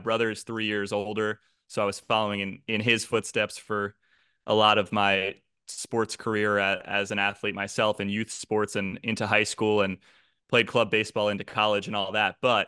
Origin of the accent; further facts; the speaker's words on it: New Jersey, United States; Yeah, so South Jersey, part where people are fans of the Philadelphia teams, definitely, which included my family.